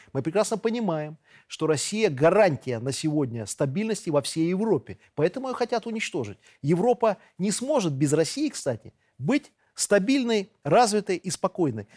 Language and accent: Russian; Belarus